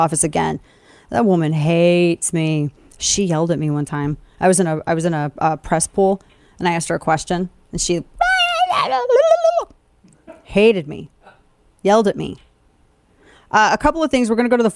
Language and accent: English; Missouri, United States; calling in from my home state of Missouri.